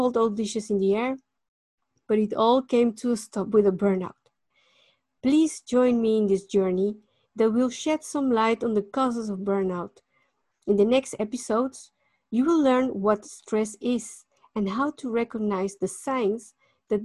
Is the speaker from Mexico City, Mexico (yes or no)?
yes; Mexico City, Mexico; moved away as an adult; now in Netherlands; I was born in Mexico City in 1973